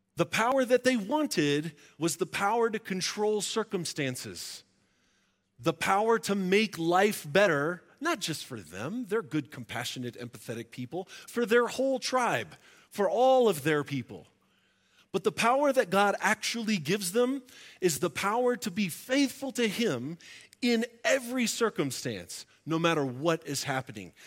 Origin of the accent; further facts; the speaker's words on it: Florida, United States; moved away; also born or lived in Tulsa, Oklahoma; I grew up in Florida